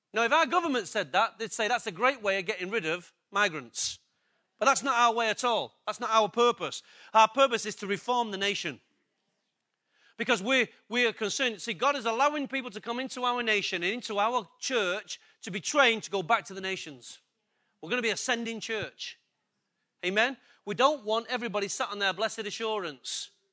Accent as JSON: {"language": "English", "region": "England", "country": "United Kingdom", "said": "I'm English and I'm in a Western country"}